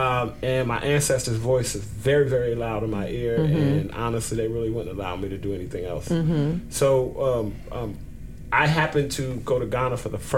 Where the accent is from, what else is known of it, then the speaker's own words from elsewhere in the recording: Trenton, New Jersey, United States; Being born and raised in Trenton.